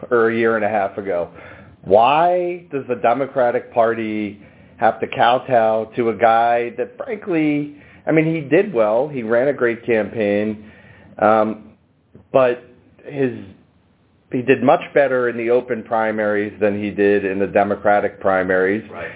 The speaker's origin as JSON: {"language": "English", "region": "New Jersey", "country": "United States", "said": "I'm from Jersey"}